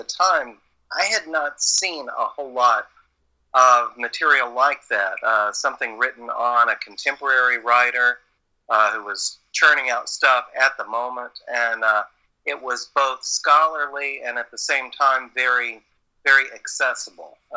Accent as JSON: {"language": "English", "region": "Southern", "country": "United States", "accent": "Southern", "said": "my Southern accent"}